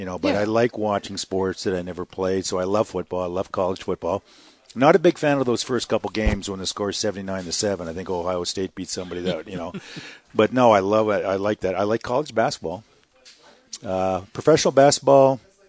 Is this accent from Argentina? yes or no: no; Northern Western Canada, Canada; moved away; Growing up in Western Canada, Northern Western Canada, I played baseball and hockey growing up.